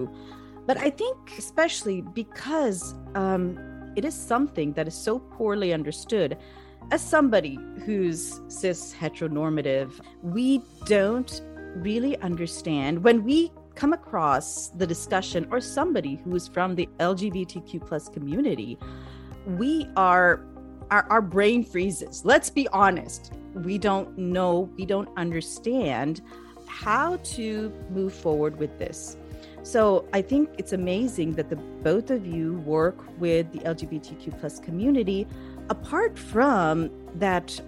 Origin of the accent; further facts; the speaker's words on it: Pakistan; moved away; the environment I grew up in Pakistan